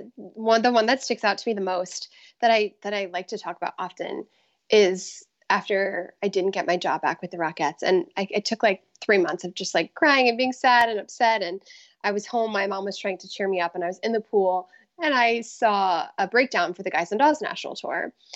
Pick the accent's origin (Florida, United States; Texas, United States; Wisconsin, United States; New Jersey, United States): Florida, United States; Tampa; moved away; I grew up in the Tampa Bay area in Florida